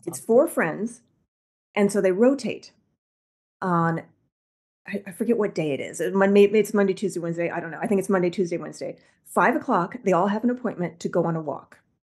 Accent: Midwest, United States; I'm from the Midwest

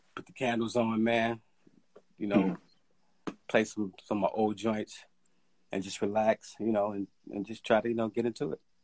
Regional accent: Chicago, Illinois, United States; growing up in Chicago

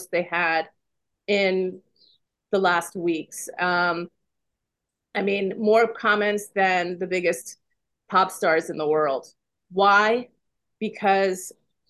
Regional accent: California, United States; moved away as an adult; also born or lived in Iran; now in Washington, D.C., United States; I'm originally from Iran. I'm an immigrant. I came with my parents when I was very young. I went to high school in California

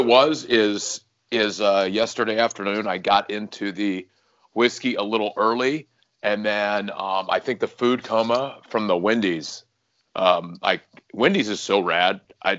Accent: the South, United States; now in California, United States; And I grew up in the South where Chick-fil-A was just part of life.

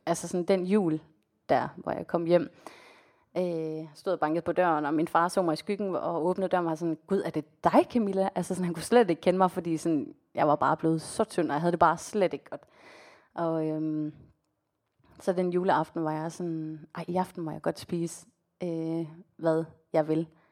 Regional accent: Denmark; also born or lived in Colombia; now in Copenhagen, Denmark

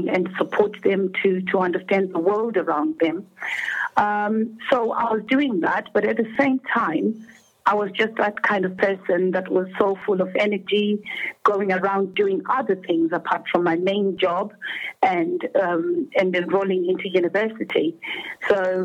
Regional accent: Zimbabwe; moved away as an adult; now in United Kingdom; I am originally from Zimbabwe and obviously immigrated to the United Kingdom

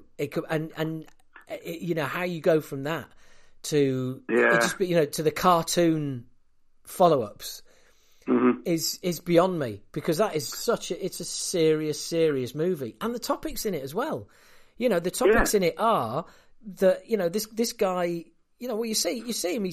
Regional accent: United Kingdom; also born or lived in San Francisco; being a Brit

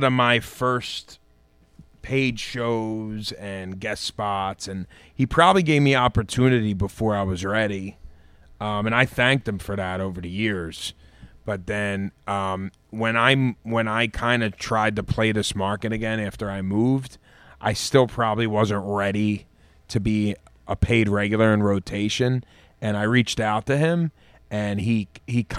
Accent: Philadelphia, Pennsylvania, United States; moved away as an adult; also born or lived in Chicago / New York; now in Pottstown, United States; I am from Philly, and then I lived in Chicago for a while, and then I lived in New York

